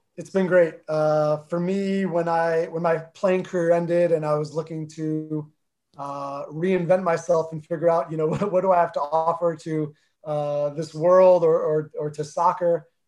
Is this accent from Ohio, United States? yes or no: no; New Jersey, United States; accent: Jersey; first language Armenian; English is a second language; I grew up in North Jersey